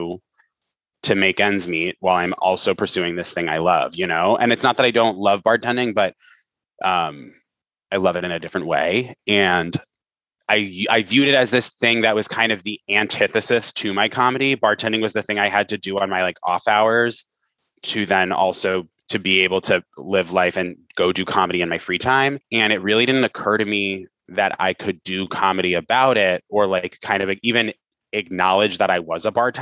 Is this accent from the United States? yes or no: yes; Vermont, United States; I did a lot of theater in high school in Vermont, in rural Vermont